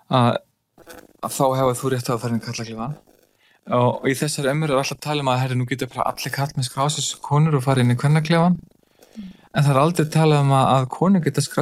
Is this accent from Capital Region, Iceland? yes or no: no; Ísafjörður, Westfjords, Iceland; nú eins og ég segja þá er ég fætt 76 og ég elst upp á Ísafæði